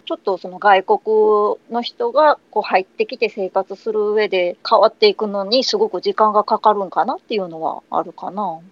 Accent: Kansai, Japan; 生まれも育ちも、えっと、日本ですね、えっと、うんバリバリの関西人ですけど

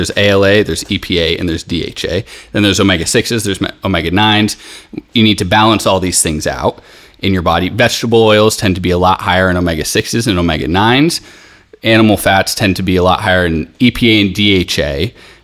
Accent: Boulder, Colorado, United States; now in Greece; I'm from Boulder, so I've been having ghee since I was a kid.

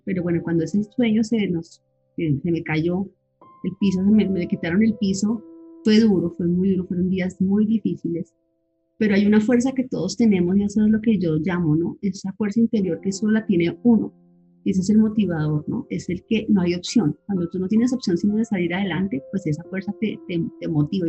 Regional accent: Bogotá, Colombia; moved away as an adult; also born or lived in Villavicencio, Colombia / Oman; me vine con mis hijitos a, a Bogotá, que es mi, mi país, mi tierra, mi sitio, pues mis papás ya no están y, pues tengo muy poca familia acá, pero es, es el país donde he crecido

